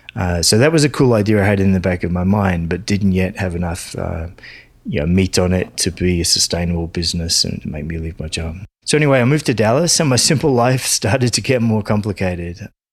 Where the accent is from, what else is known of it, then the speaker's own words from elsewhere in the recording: Sydney, New South Wales, Australia; also born or lived in London; places like Sydney where I grew up and in London